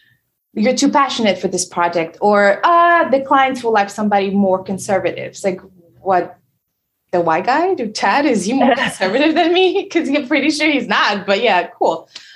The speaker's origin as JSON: {"language": "English", "country": "Senegal", "first_language": "French", "second_language": "English", "said": "So I moved here from Senegal. And so I have an accent, you know, my first language is French."}